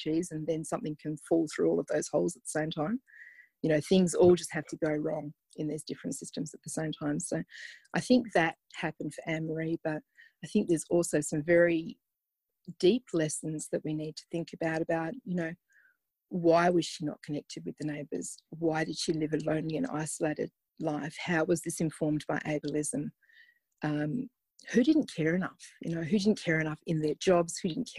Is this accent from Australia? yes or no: no; Zimbabwe; Yeah, I think it did. I think I was deported to Zimbabwe by my parents for being naughty